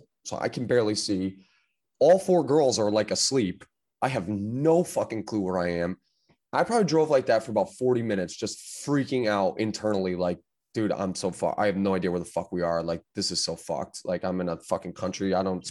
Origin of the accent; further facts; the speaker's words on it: United States; being an American who's only had their license for 18 months